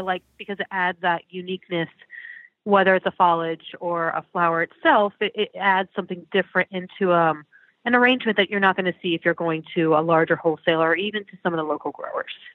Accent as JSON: {"language": "English", "region": "Florida", "country": "United States", "tie": "born or raised there", "said": "I was actually from Florida, but I would go to um, upstate New York for the summers"}